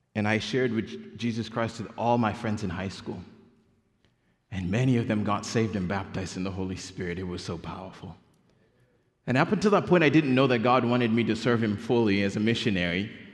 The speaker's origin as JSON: {"language": "English", "country": "Kenya", "tie": "born or raised there", "moved": "yes", "said": "I was born and raised in Kenya"}